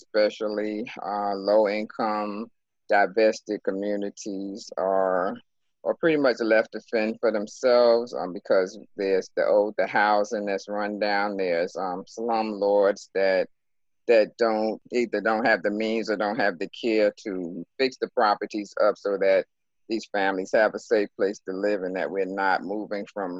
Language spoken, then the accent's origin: English; South Carolina, United States; I was born in South Carolina almost 60 years ago.